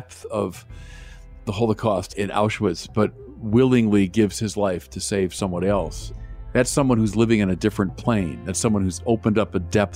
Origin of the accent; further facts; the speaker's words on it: Chicago, Illinois, United States; moved away as an adult; also born or lived in Los Angeles / Santa Barbara; now in Minnesota, United States; I'm from Chicago originally, and I was a priest there